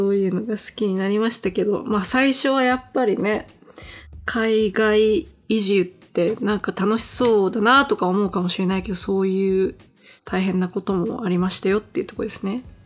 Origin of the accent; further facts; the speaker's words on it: Japan; now in Los Angeles, United States; こっちに住んでると、日本人であることとかアジア人であることがマイノリティなわけじゃん